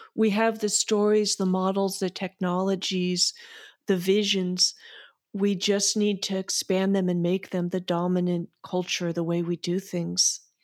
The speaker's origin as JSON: {"language": "English", "country": "United States", "said": "speaking again as an American"}